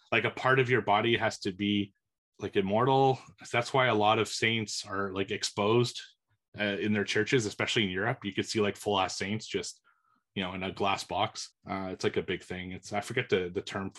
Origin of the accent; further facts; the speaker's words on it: Montreal, Quebec, Canada; I grew up in Montreal